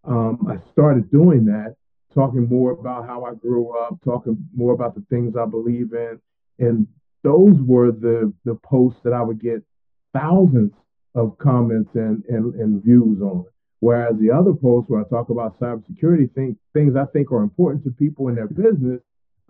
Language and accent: English; Willingboro, New Jersey, United States; now in Atlanta, United States; I grew up in a great town called Willingboro, New Jersey